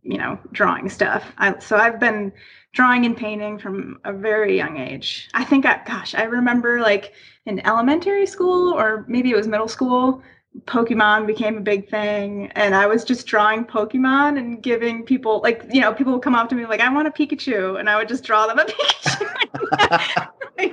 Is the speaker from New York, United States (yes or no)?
yes; Buffalo, New York, United States; moved away as an adult; also born or lived in Florida; So I'm originally from Buffalo, New York.